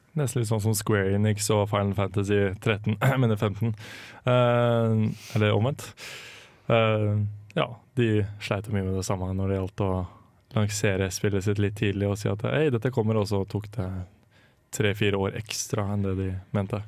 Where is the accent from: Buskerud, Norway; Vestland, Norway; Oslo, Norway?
Buskerud, Norway; Drammen; moved away; Var litt hjemme i Drammen og ja, kjente på at det var digg å være litt hjemme hjembyen igjen.